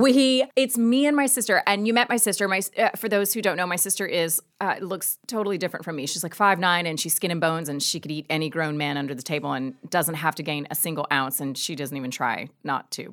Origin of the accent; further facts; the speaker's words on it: Georgia, United States; moved away; I am from Georgia